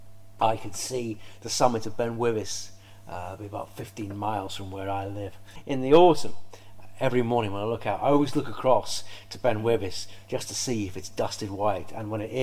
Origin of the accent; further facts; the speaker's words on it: Merseyside, North West England, United Kingdom; I grew up on Merseyside